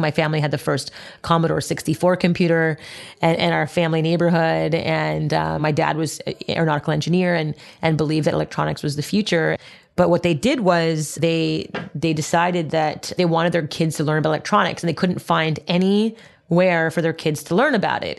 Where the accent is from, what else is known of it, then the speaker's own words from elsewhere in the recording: Montreal, Quebec, Canada; I grew up in Montreal, Canada